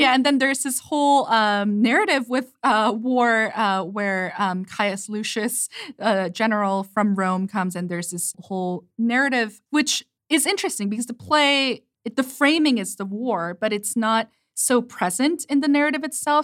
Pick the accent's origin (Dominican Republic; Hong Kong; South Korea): South Korea; English is a second language; moved away; growing up in Korea, and English is my second language